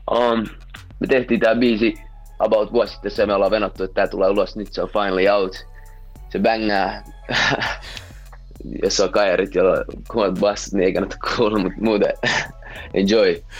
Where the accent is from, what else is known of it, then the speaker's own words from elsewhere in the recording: Helsinki, Uusimaa, Finland; mä oon jenkki-suomalainen, niin voi sanota. Mun mutsi on jenkeistä, se syntyi Chicago, Illinois. Ja sitten tuli Suomeen, sit jossain vaiheessa tapas mun faijan täällä, sit that's how I came to be. ja tota, um, joo, mä oon Helsingistä